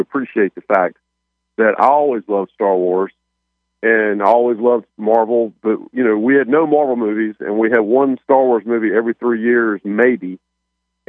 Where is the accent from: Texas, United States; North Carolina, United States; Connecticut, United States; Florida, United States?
North Carolina, United States; Raleigh; I live here in North Carolina, and I actually grew up, on Tobacco Road up in Raleigh